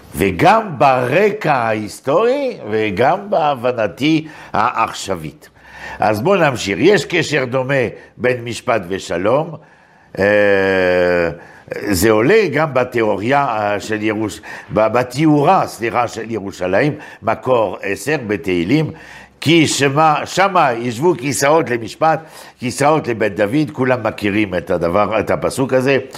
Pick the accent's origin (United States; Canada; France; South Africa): France; Paris, Île-de-France; moved away as an adult; now in Israel